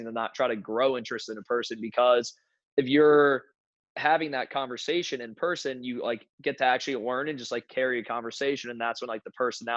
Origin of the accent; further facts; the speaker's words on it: New Jersey, United States; moved away as an adult; also born or lived in Connecticut / South Carolina; now in North Carolina, United States; I grew up in New Jersey.